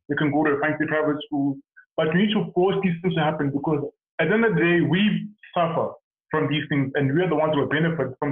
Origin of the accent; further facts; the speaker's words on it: South Africa; moved away; being a South African